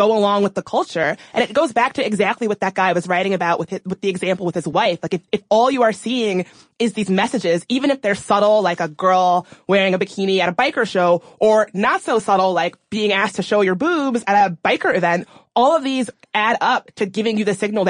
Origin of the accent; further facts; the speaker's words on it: the South, United States; Growing up in the South